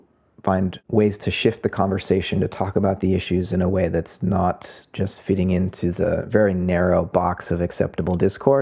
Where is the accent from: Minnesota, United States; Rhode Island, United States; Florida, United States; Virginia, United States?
Florida, United States; South; now in San Francisco Bay Area, United States; I grew up in South Florida